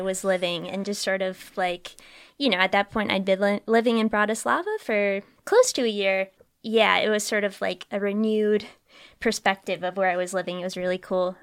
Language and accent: English; New Hampshire, United States; moved away; I'm from New Hampshire and we have really delicious maple syrup